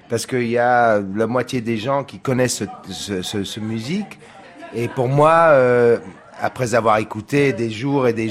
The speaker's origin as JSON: {"language": "French", "town": "San Diego", "region": "California", "country": "United States", "second_language": "French", "said": "Alors, euh, je dois dire que je viens de San Diego, que j'étais dans le skateboard et, le surf"}